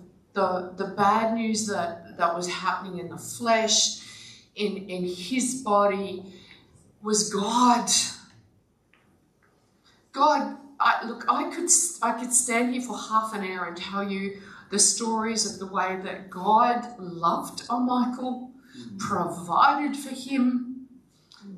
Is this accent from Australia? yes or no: yes; Victoria, Australia; moved away as an adult; now in Queensland, Australia; I grew up in Victoria. I'm the daughter of a dairy farmer